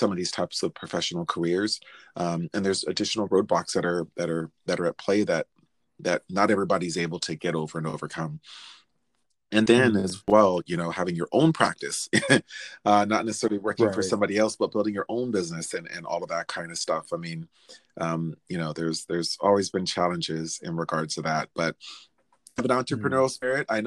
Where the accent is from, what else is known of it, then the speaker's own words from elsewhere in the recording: Anaheim, California, United States; moved away as an adult; also born or lived in Ventura County, California; now in Minneapolis, United States; I grew up in Anaheim in Orange County